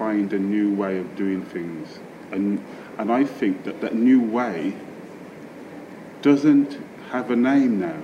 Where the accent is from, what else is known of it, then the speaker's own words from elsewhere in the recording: Birmingham, West Midlands, United Kingdom; my experiences of growing up in Birmingham, in Handsworth and Aston in Birmingham